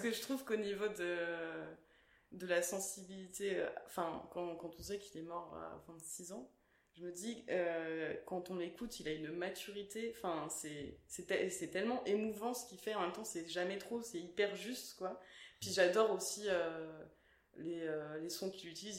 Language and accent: French; Stains, Île-de-France, France; moi j'ai grandi à Stein dans le 93